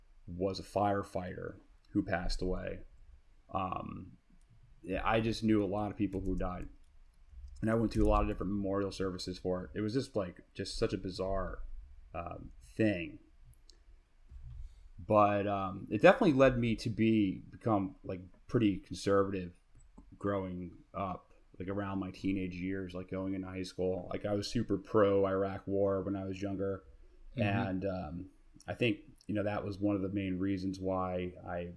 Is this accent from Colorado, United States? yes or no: no; New York City, New York, United States; I grew up in Queens.